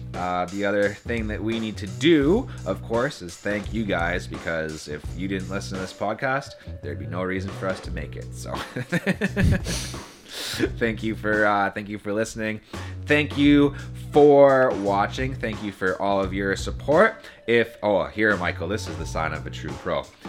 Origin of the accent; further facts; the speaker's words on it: Timmins, Ontario, Canada; I come from the Great White North. I was, uh, raised in Timmins